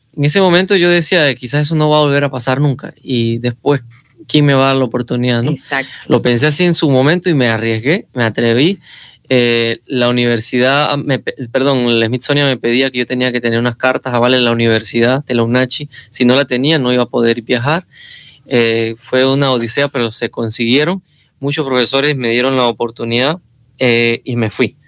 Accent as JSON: {"language": "Spanish", "town": "Caisán", "region": "Chiriquí", "country": "Panama", "moved": "yes", "said": "soy de Caizán"}